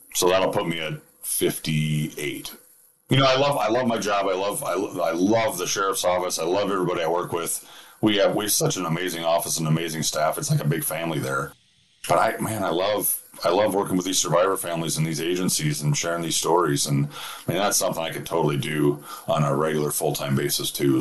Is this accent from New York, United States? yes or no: no; Minnesota, United States; I'm from Minnesota.